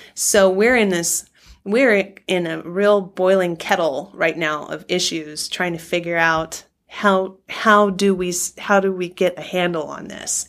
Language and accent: English; California, United States; now in Oregon, United States; I grew up in California